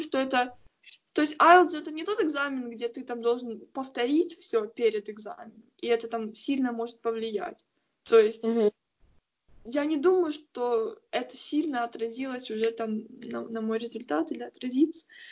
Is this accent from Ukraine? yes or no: yes; Ukraine; я вообще тупая украинка